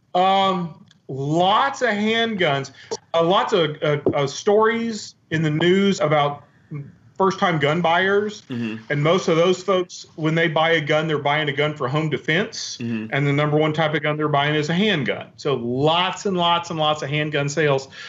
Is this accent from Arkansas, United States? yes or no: yes; Western Arkansas, United States; I grew up in Western Arkansas